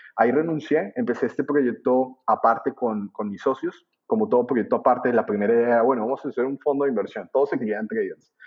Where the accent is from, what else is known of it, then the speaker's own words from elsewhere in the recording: Colombia; moved away as an adult; now in Buenos Aires, Argentina; si bien estoy en Argentina, mi, acento no es de acá, yo soy colombiano. emigré de Colombia a mediados del, 2010 hacia, hacia Buenos Aires. Estaba, ah, había salido del colegio